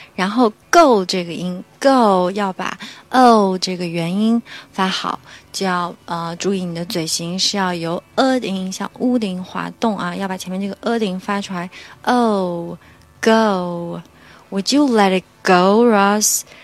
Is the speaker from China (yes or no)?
yes; China; 按照我们中国人的语言习惯呢